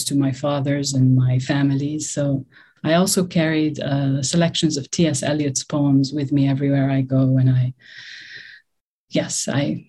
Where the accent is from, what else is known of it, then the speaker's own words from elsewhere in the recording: Lebanon; also born or lived in Beirut / South Lebanon; I grew up in Lebanon during the Civil War